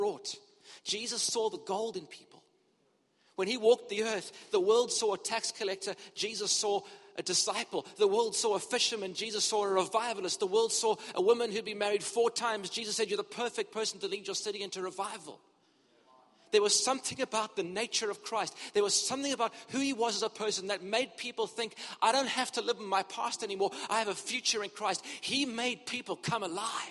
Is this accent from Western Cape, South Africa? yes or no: yes; Cape Town, Western Cape, South Africa; moved away as an adult; also born or lived in Durban, South Africa / United Kingdom; I grew up in Cape Town and we were in ministry here for many years